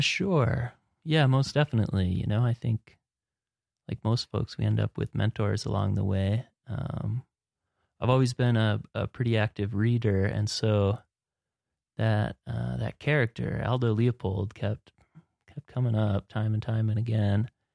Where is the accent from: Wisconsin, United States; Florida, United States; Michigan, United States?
Wisconsin, United States; moved away as an adult; now in Montana, United States; I'm from Wisconsin